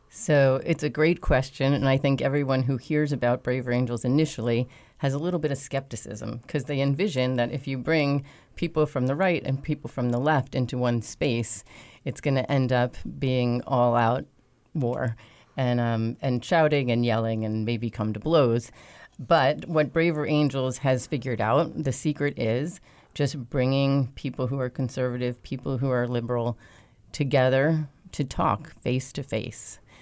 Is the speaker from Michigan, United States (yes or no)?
no; New York, United States; moved away as an adult; now in Wilmington, United States; I am originally from New York, but have been in Wilmington for over 20 years